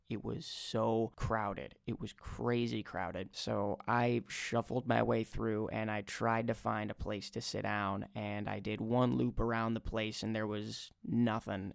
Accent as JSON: {"language": "English", "region": "Minnesota", "country": "United States", "said": "I was from Minnesota"}